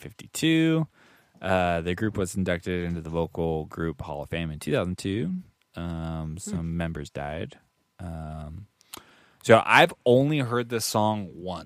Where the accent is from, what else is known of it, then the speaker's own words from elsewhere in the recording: Philippines; I am Filipino, so it's kind of hard for me in society, but it's worth it.